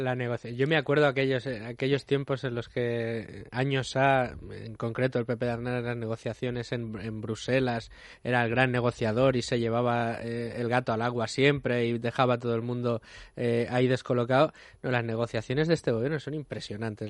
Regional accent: Extremadura, Spain; yo, que soy extremeño

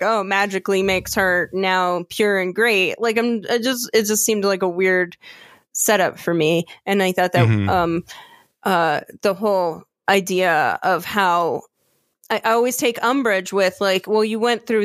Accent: Orlando area, Florida, United States; moved away; I grew up in Cimarron's Gateway

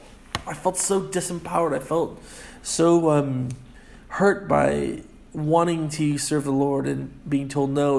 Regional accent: United States; moved away as an adult; now in Scotland, United Kingdom; me as an American

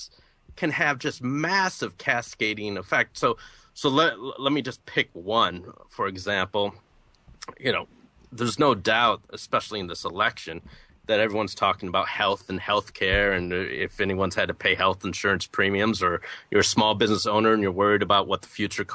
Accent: Flint, Michigan, United States; moved away as an adult; now in Atlanta, United States; I'm originally from Flint, Michigan. I moved to Atlanta, Georgia to go to college and ended up staying

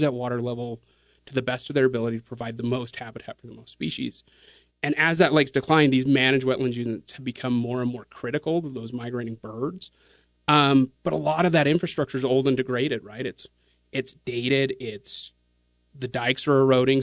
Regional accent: Kaysville, Utah, United States; growing up here, I grew up in Kaysville

